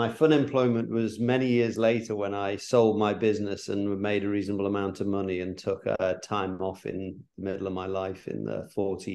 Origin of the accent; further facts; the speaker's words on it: Liverpool, North West England, United Kingdom; moved away as an adult; also born or lived in London; now in New York, United States; I was brought up in Liverpool